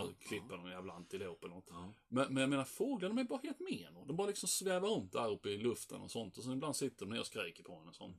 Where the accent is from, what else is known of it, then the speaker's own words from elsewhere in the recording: Sweden; jag var ensam svensk.